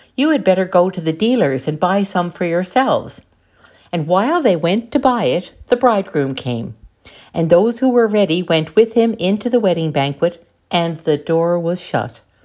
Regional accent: St. John's, Newfoundland and Labrador, Canada; I come from Saint John's in Newfoundland and Labrador in Canada

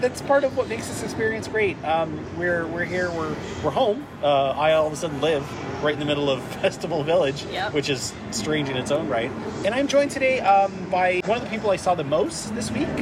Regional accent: Toronto, Ontario, Canada; my hometown of Toronto, Canada.

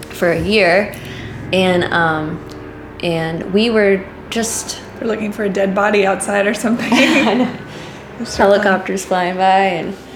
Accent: Dominican Republic; that's what I grew up around in the Dominican Republic.

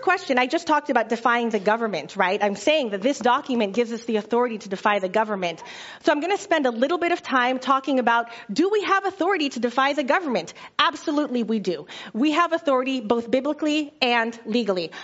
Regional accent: United States; as American Christians

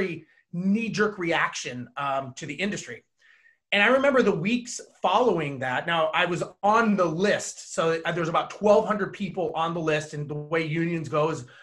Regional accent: Los Angeles, California, United States; I was born and raised in Los Angeles

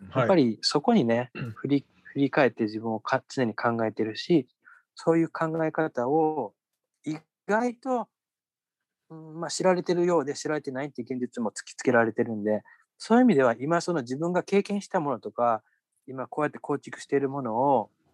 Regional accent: Japan; now in United States

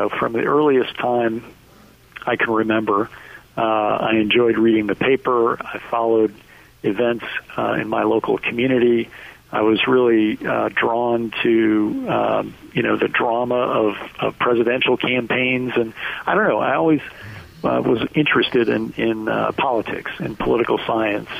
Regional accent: Minnesota, United States; moved away as an adult; now in Washington, United States; I was born and raised in Minnesota

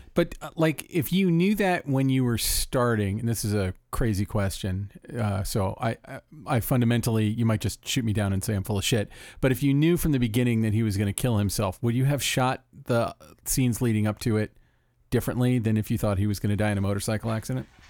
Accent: Florida, United States; growing up in Florida

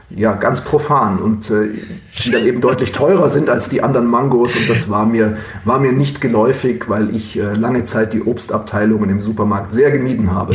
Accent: Oberstdorf, Bavaria, Germany; moved away as an adult; also born or lived in Duisburg-Meiderich; now in Duisburg, Germany; meine Geburtsstadt ist keine Stadt, sondern eine Marktgemeinde, ist Oberstdorf im Allgäu

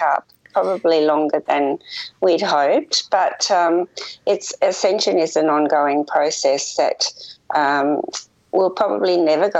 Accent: Melbourne, Victoria, Australia; moved away as an adult; also born or lived in Adelaide, South Australia; now in Tasmania, Australia; I am from Australia. I was born in Adelaide in South Australia and grew up in Melbourne

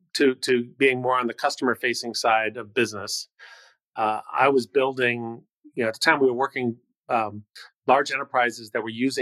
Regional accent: Cleveland, Ohio, United States; Great memories. I came from a very large family, large ethnic family, 36 cousins on my mother's side.

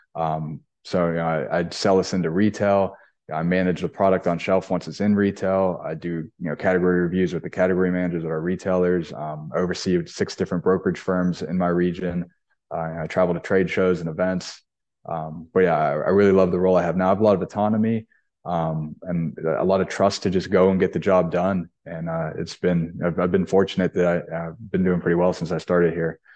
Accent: Pittsburgh, Pennsylvania, United States; I'm from Pittsburgh. I grew up going to Dick's Sporting Goods all the time with my family.

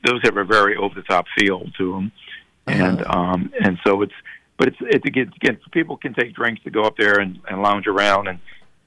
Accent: Metairie, Louisiana, United States; I'm from Bucktown

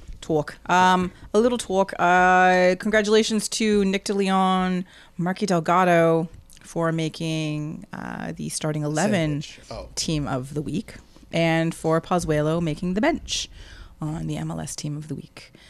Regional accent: West Coast, British Columbia, Canada; moved away; I'm from the West Coast.

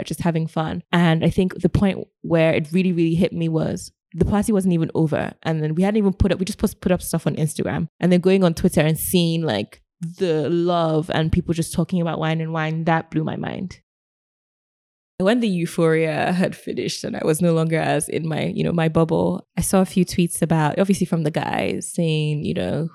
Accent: Nigeria; as a Nigerian

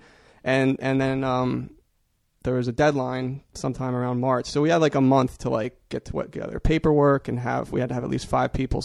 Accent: New Jersey, United States; moved away as an adult; also born or lived in New Brunswick, New Jersey; now in Portland, United States; I'm from New Jersey

